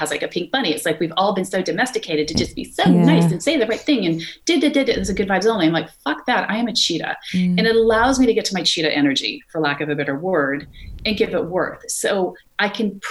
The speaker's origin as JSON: {"language": "English", "region": "California", "country": "United States", "moved": "yes", "said": "I'm from California"}